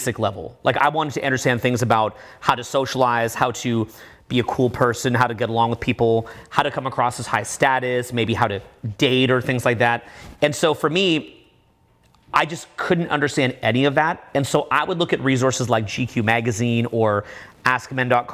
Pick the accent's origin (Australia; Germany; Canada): Canada; I'm from Canada, I got into one of the best schools in my country